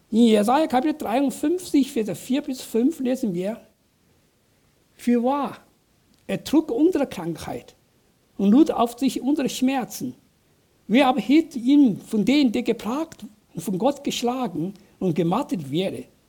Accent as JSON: {"language": "German", "region": "southern China", "country": "China", "tie": "born or raised there", "second_language": "German", "moved": "yes", "lives_now": "Germany", "said": "Ich bin auf einem kleinen Dorf in Südchina groß geworden"}